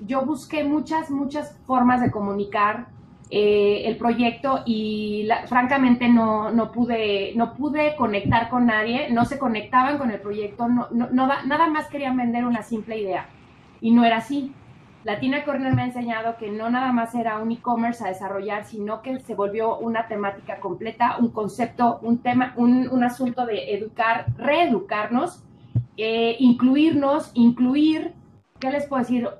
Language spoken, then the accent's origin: Spanish; Mexico; now in Mexico City, Mexico; soy eh, mujer mexicana